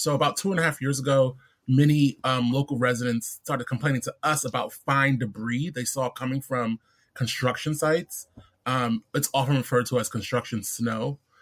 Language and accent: English; New York City, New York, United States; also born or lived in Brooklyn; I'm born and raised in in Queens